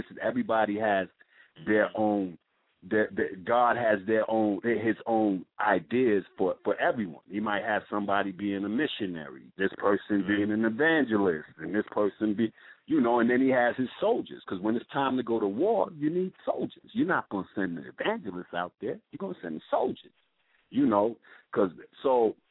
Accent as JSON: {"language": "English", "town": "New York City", "region": "New York", "country": "United States", "said": "I'm from Brooklyn, New York"}